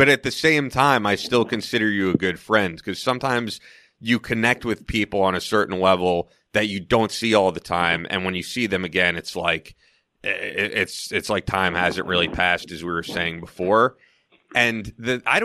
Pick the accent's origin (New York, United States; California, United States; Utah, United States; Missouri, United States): New York, United States; Manhasset; I grew up in Manhasset